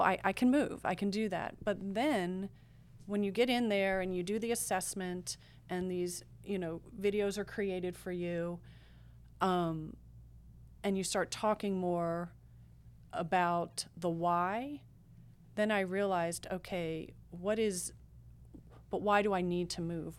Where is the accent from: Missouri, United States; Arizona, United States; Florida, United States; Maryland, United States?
Maryland, United States; I'm from Maryland, right outside of Washington, D C